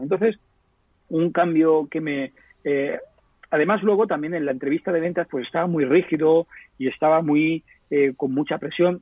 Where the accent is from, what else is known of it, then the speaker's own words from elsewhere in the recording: Petrer, Valencian Community, Spain; una empresa muy pequeñita de un pueblo de Alicante, eh, que es mi pueblo, en Petrel